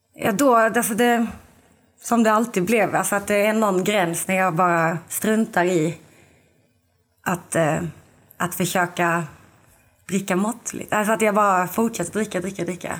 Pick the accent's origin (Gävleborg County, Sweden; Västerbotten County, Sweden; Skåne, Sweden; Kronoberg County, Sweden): Skåne, Sweden; Lund; now in Malmö, Sweden; jag är från Lund men jag bor i Malmö nu